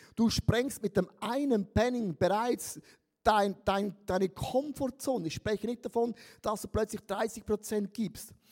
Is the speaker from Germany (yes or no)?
no; Switzerland; Ich bin ja ein Schweizer